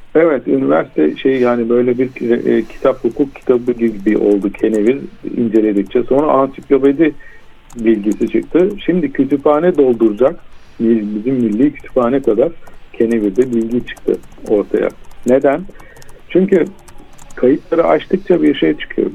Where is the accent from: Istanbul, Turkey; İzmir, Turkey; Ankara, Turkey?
Istanbul, Turkey; moved away as an adult; İstanbul'da doğdum, büyüdüm. Üç kuşak, üç göbek İstanbulluyum ben